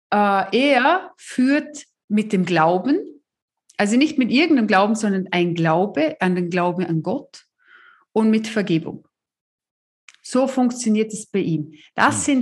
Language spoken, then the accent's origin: German; South Africa; der Mann aus meinem, äh, äh aus meinem Heimatland